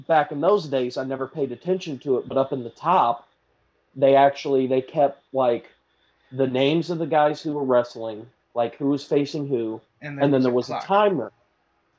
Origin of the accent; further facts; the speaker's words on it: Bartonville, Illinois, United States; I grew up in Bartonville, and at the time I was going to Limestone